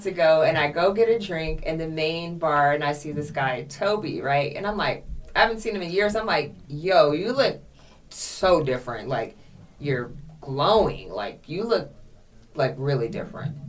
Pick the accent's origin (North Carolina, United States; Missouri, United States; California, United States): California, United States; San Diego; now in Los Angeles, United States; I grew up in San Diego